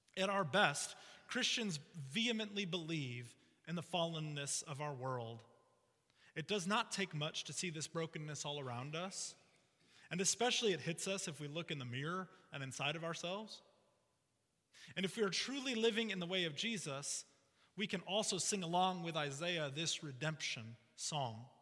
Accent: Chicago, Illinois, United States; I grew up in the Chicago area

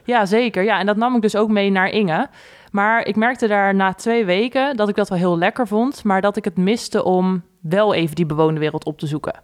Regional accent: Gouda, South Holland, Netherlands; moved away as an adult; also born or lived in The Hague / De Bilt / Utrecht; now in Leersum, Netherlands; wij zijn geboren in Den Haag. Daarna zijn we naar Gouda verhuisd, al relatief snel

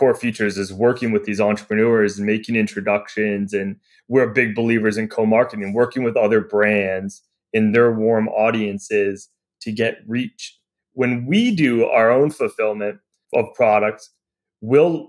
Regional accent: Michigan, United States; I grew up in Michigan and I grew up playing cornhole

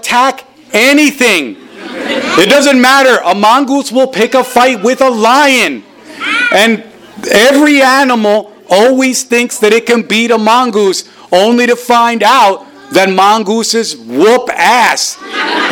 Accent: New Jersey, United States; also born or lived in Caribbean; I grew up in New Jersey.

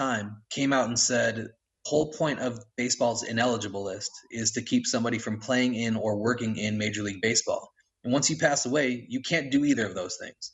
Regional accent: Chicago, Illinois, United States; now in South Carolina, United States; I'm from Chicago originally

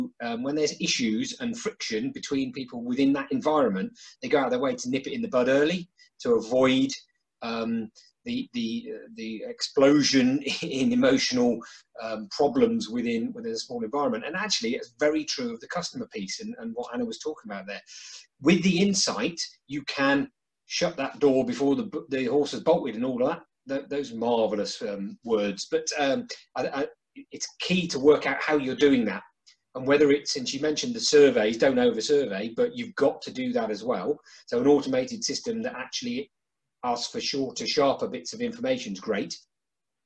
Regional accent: United Kingdom; we're British

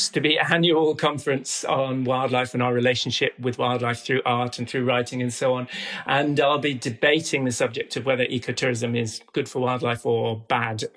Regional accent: North Norfolk, East of England, United Kingdom; also born or lived in South America; I grew up here in North Norfolk

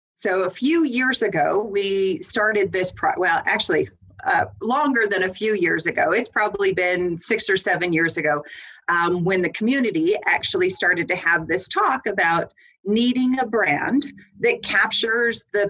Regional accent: Arizona, United States; moved away as an adult; now in Lethbridge, Canada; I was actually born and raised in Arizona

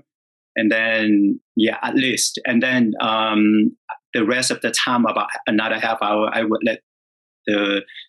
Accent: Vietnam; moved away; I was born and raised in Vietnam

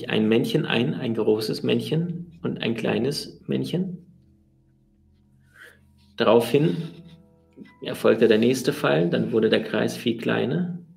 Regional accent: Siberia, Russia; born there; Denn ich bin in Sibirien geboren, wo die Schneeflocken sind, wo es sehr, sehr kalt ist.

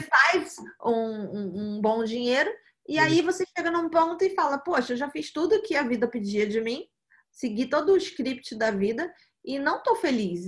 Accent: Rio de Janeiro, Brazil; also born or lived in New York, United States / São Paulo, Brazil; Eu, eu, nasci aqui no Rio eh, de Janeiro, aqui no Brasil, e vivi a vida quase toda aqui

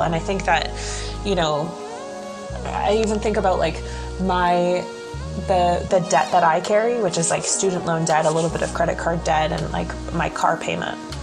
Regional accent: Canada; I'm Canadian

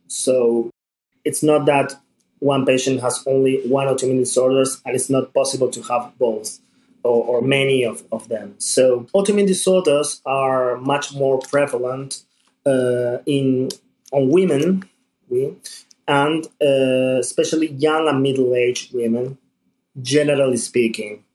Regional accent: Buenos Aires, Argentina; I'm from Buenos Aires, Argentina.

